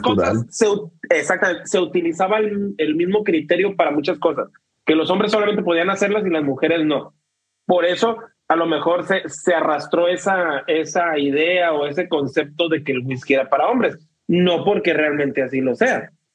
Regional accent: Mexico; somos mexicanos

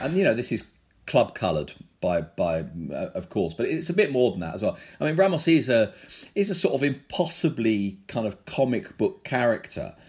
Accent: London, United Kingdom; we're two guys from London

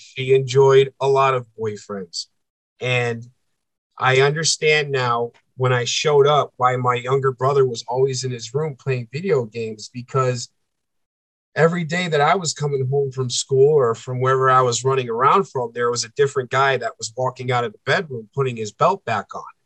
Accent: East Coast, United States; moved away as an adult; now in central United States; I'm a coastal boy. I grew up on the East Coast. I'm living in the middle of the freaking country

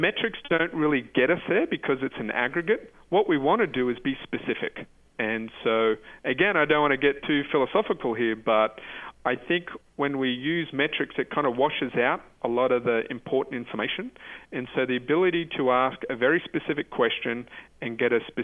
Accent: Australia; I'm from Australia

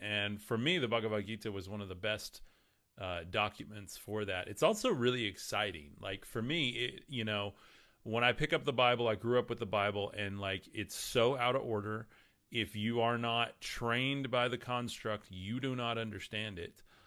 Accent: West Texas, United States; I'm from West Texas, so forgive me on how I pronounce anything from Jesus to Krishna to whatever. Um, that's just how I talk

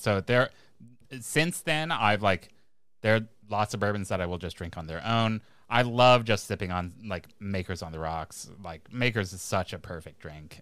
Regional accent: Kentucky, United States; I am from Kentucky

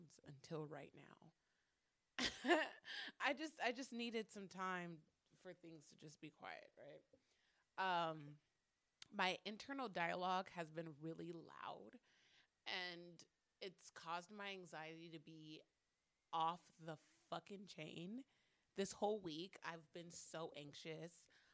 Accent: Phoenix, Arizona, United States; I'm 27 from Phoenix, Arizona

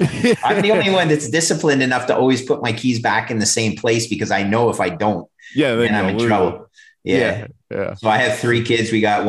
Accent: Oakville, Ontario, Canada; two brothers from Ontario, or actually right in my hometown, Oakville, that run a real estate office

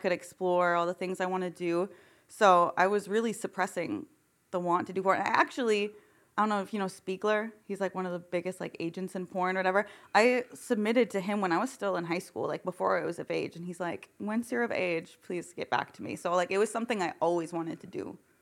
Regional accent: Michigan, United States; I grew up in Michigan.

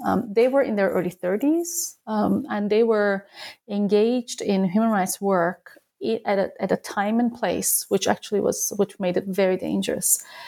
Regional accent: Turkey; moved away as an adult; also born or lived in United States; now in Berlin, Germany; I am from Turkey, originally born and raised

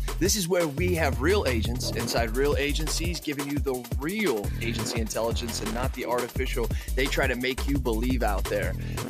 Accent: Washington, United States; also born or lived in Arizona; I came from Arizona and I actually came from Washington

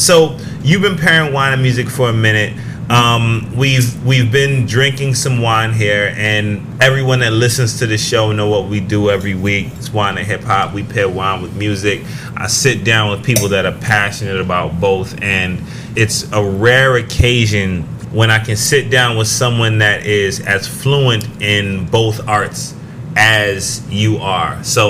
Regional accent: Oakland, California, United States; We're hailing from East Oakland, California, and sometimes it gets a little hectic out there.

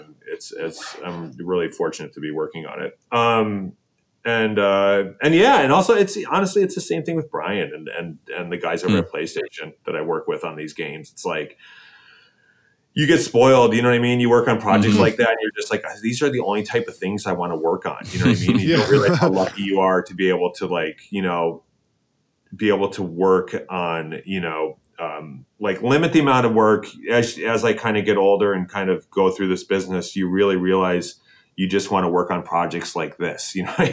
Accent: Detroit, Michigan, United States; I'm from Detroit

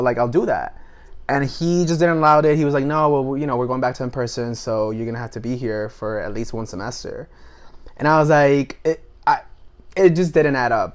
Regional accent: Puerto Rico; moved away as an adult; also born or lived in Washington, District of Columbia, United States; I was born and raised in Puerto Rico

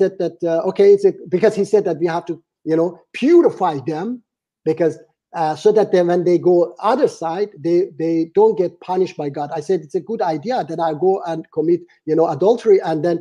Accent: Iran; moved away; my home country, Iran

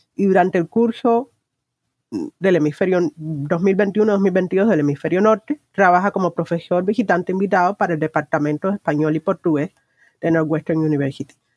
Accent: Cuba; como ciudadana cubana he crecido en un, eh, en un estado de vigilancia constante

